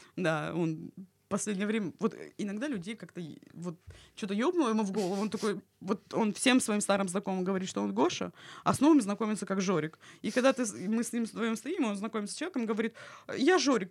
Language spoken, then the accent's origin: Russian; Krasnodar, Krasnodar Krai, Russia; я из Краснодара.